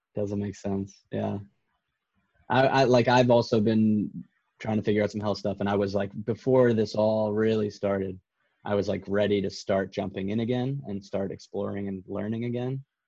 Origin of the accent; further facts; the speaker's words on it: United States; now in Canada; as an American